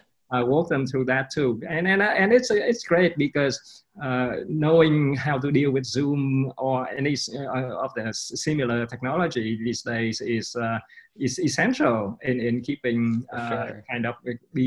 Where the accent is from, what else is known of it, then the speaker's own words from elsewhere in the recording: Vietnam; also born or lived in London, United Kingdom / New York City, United States; now in Austin, United States; I come from Vietnam